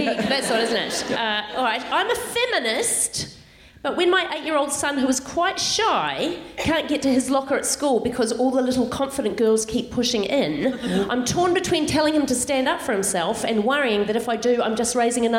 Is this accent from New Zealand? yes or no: yes; New Zealand; now in Australia; I am from New Zealand, which is the Tasmania of Tasmania, right?